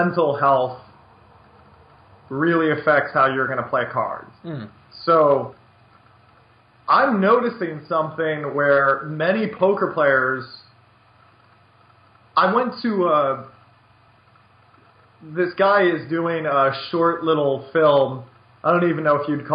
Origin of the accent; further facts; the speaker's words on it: United States; I'm an American